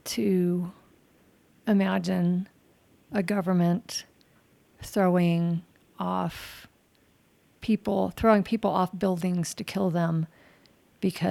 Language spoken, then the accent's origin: English; United States; I was born in America and have lived here all my life.